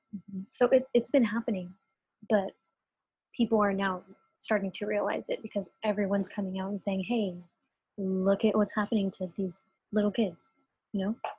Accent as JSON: {"language": "English", "country": "United States", "said": "I'm a Latina. I do not speak Spanish. I am completely American in all ways"}